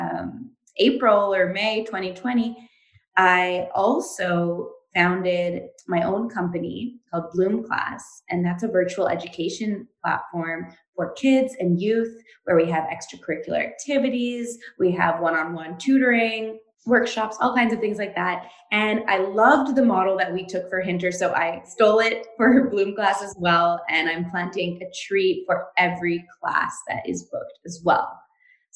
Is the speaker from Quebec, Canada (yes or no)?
yes; Montreal, Quebec, Canada; I am from Montreal in Canada